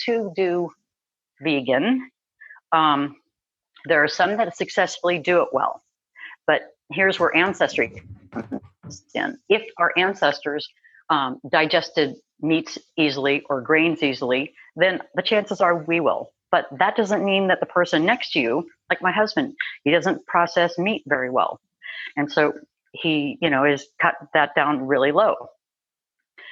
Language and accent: English; Minnesota, United States; I grew up in Minnesota. I grew up with steak and potatoes and mm-hmm. cheese and all that good Midwestern food